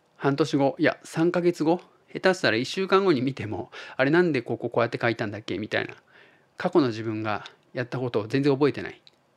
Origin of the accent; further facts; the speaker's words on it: Tottori, Japan; now in Osaka, Japan; 僕が鳥取生まれギターポップ育ち